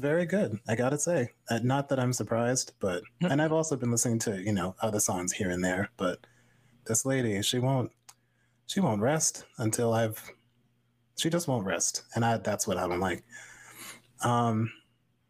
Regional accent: Vermont, United States; moved away as an adult; now in Worcester, United States; I'm so used to Vermont being my home

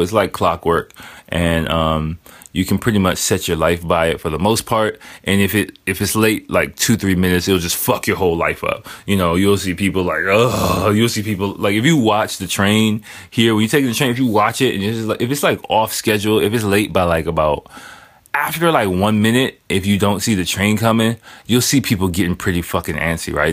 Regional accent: United States; moved away; I am American

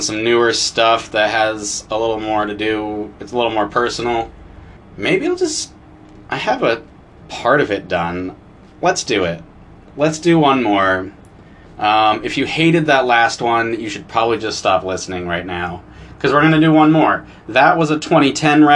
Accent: Essex Junction, Vermont, United States; as this little white kid growing up in Essex Junction, Vermont

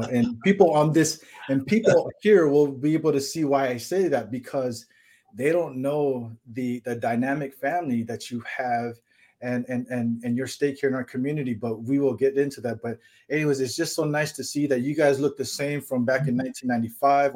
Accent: California, United States; now in Hawaii, United States; I grew up in California

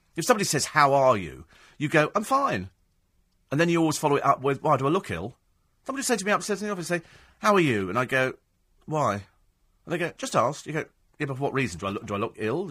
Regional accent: United Kingdom; We're British

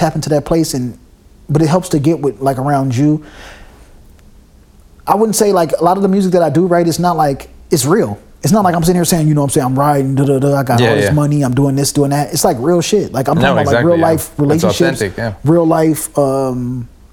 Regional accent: United States; moved away as an adult; also born or lived in Germany; I'm from America

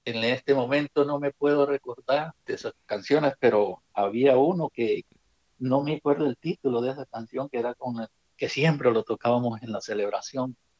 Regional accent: Suchitoto, Cuscatlán, El Salvador; Soy originario de El Salvador, del departamento de Cuscatlán, jurisdicción de Suchitoto He nacido en un, en un, cantoncito que se llama Buenavista

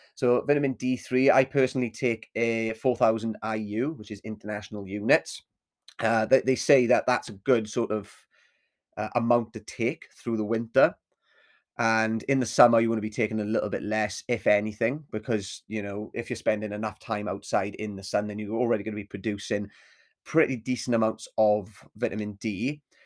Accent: Swansea, Wales, United Kingdom; my hometown of Swansea

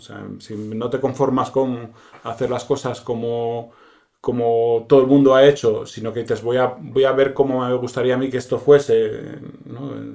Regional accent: Asturias, Spain; also born or lived in Madrid; now in Bustarviejo, Spain; siendo asturiano

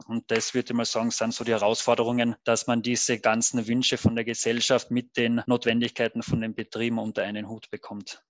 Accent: Carinthia, Austria; komme gebürtig, wie man vielleicht dann und wann hört, aus Kärnten

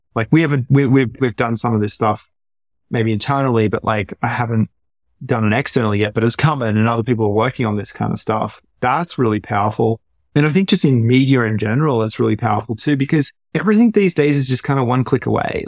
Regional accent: Australia; moved away as an adult; also born or lived in San Francisco Bay Area; now in United States; growing up in Australia

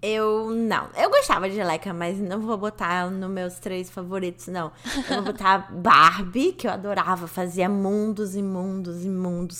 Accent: Rio de Janeiro, Brazil; quando eu era pequena, eu morava na Barra

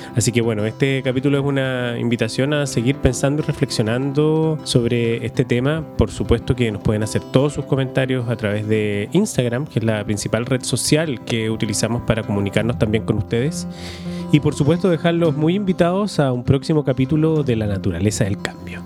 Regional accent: Chile; nosotros, los que somos chilenos

